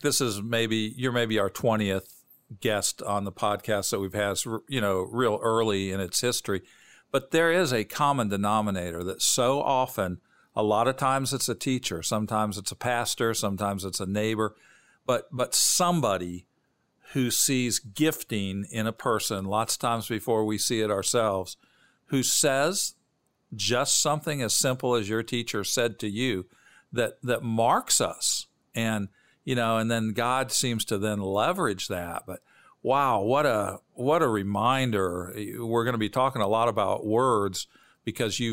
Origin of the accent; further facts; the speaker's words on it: Bloomington, Illinois, United States; I grew up in Bloomington, Normal, Illinois, halfway between Chicago and St. Louis.